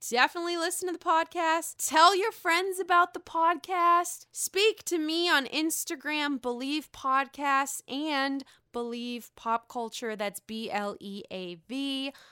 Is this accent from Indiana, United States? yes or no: no; Pittsburgh, Pennsylvania, United States; now in Chicago, United States; I am doing this from the Steel City, honey. Yes, I am in Pittsburgh enjoying myself with my family, with my parents, which has been really nice 'cause I've been cooped up for seven weeks in Chicago by myself